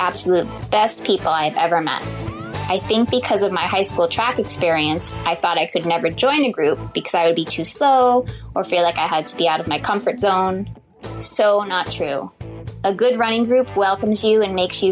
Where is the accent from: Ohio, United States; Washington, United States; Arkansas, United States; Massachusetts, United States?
Massachusetts, United States; just south of Boston; moved away as an adult; now in Maui, United States; I'm from Massachusetts, just south of Boston, but I've lived on Maui for almost 5 years